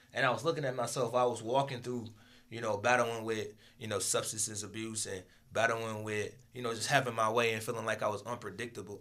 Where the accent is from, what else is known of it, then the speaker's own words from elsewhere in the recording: Michigan, United States; also born or lived in Akron, Ohio; I was born in Akron, Ohio, raised in Michigan